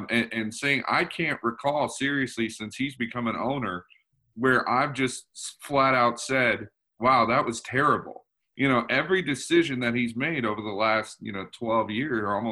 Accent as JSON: {"language": "English", "town": "St. Petersburg", "region": "Florida", "country": "United States", "tie": "born or raised there", "said": "I grew up in St. Petersburg"}